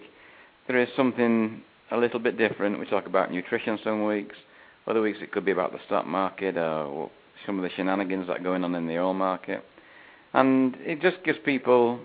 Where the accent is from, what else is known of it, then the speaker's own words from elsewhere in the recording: Manchester, North West England, United Kingdom; now in Fort Lauderdale, United States; I'm from Manchester originally, in the UK